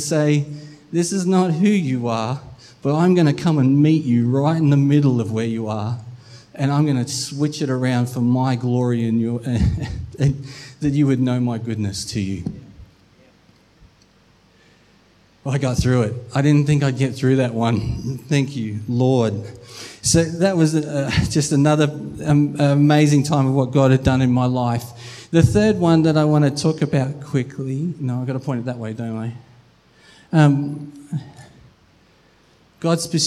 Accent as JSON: {"language": "English", "town": "Melbourne", "region": "Victoria", "country": "Australia", "tie": "born or raised there", "moved": "yes", "said": "We are from Melbourne, so we went and visited family for Christmas"}